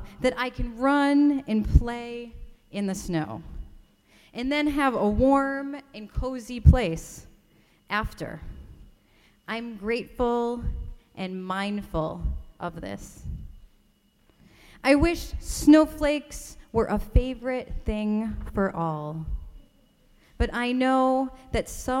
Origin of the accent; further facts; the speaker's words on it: Rochester, New York, United States; I grew up in Rochester, New York, in upstate New York